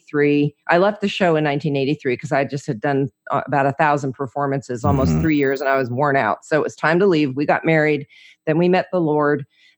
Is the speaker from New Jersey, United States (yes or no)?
yes; New Jersey, United States; also born or lived in Orlando, United States / Georgia; now in Franklin, United States; Well, I'm originally from New Jersey, so I'm a Jersey girl living in Franklin, Tennessee, by way of 20 years in Orlando, a little bit of time in Georgia, kind of been around, you know, lived in a lot of places.